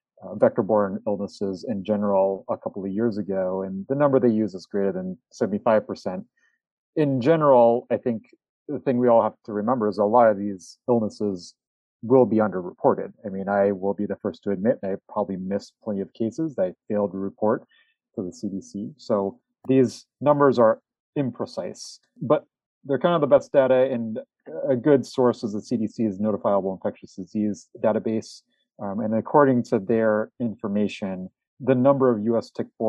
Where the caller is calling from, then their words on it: Wisconsin, United States; I'm calling here from Wisconsin.